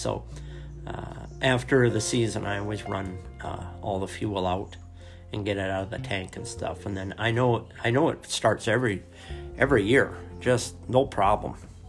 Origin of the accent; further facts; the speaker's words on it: Lowell, Wyoming, United States; also born or lived in Seattle, Washington; I was born in Seattle, Washington, and there's not much of a way of trapping going on up there. I was relocated at an early age to Lowell, Wyoming.